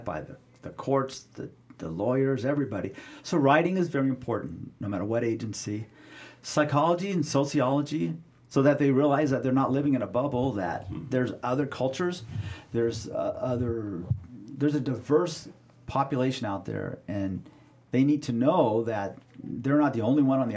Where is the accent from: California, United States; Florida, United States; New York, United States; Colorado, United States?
California, United States; Southern; I grew up in Southern California